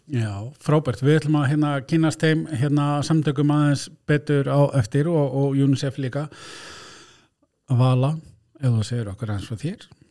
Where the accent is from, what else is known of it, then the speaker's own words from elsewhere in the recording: Blönduós, Northwestern Region, Iceland; ég er nú frá Blöndus